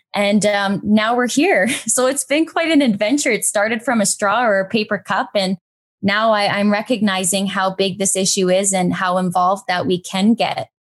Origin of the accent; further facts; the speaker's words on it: Brantford, Ontario, Canada; also born or lived in Waterloo; move to my hometown, back to Brantford